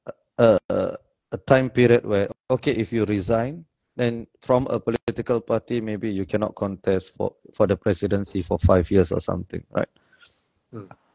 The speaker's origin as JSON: {"language": "English", "country": "Singapore", "tie": "born or raised there", "said": "I grew up as an in Simei. Yeah. So I grew up there"}